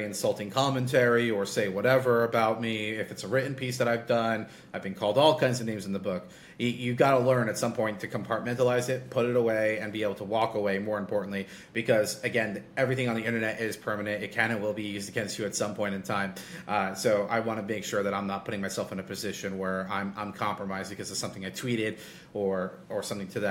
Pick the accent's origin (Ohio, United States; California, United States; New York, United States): New York, United States; I'm a New Yorker